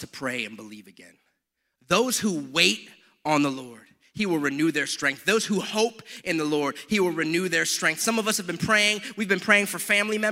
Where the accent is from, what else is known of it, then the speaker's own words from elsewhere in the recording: United States; I am an American